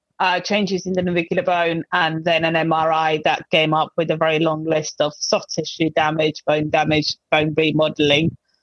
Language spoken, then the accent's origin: English; Finland; also born or lived in United States; now in South East England, United Kingdom; I originally come from Finland. At the moment, I live in the southeast of England. I've spent quite a lot of time also in the States